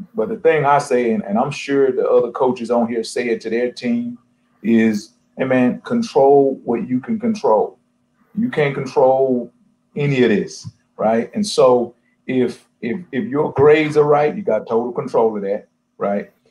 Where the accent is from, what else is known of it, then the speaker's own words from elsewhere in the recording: Texas, United States; moved away as an adult; also born or lived in North Dakota / Kalamazoo, Michigan / Ohio / Arizona; I'm from Texas, and I've recruited and I've coached in North Dakota and Kalamazoo, Michigan, and Ohio and Arizona